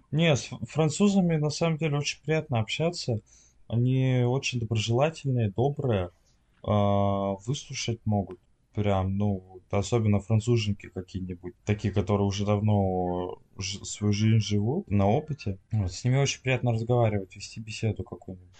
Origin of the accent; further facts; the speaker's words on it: Russia; now in France; я из России